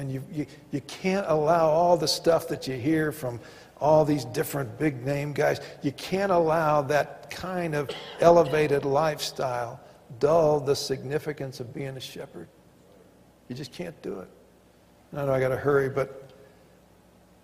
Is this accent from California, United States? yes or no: no; Arkansas, United States; also born or lived in Pasadena; now in Colorado, United States; growing up in Arkansas